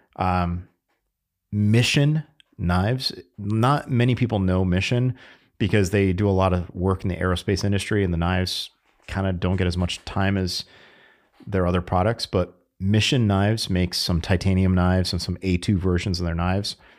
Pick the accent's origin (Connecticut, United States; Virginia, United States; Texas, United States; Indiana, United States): Connecticut, United States; I grew up in Connecticut